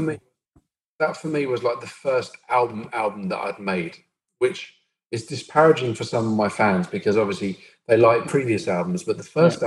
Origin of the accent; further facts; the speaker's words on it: Brighton, South East England, United Kingdom; I grew up in Brighton, which was a fantastic melting pot for liberal views